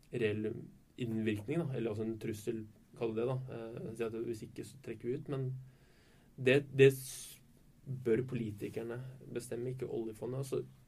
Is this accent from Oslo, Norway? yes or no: yes; Oslo, Norway; moved away as an adult; now in Bergen, Norway; Jeg er ikke fra Bergen, eh, fra Oslo